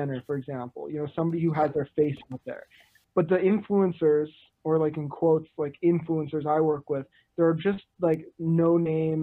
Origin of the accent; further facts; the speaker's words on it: Vancouver, British Columbia, Canada; I'm from Vancouver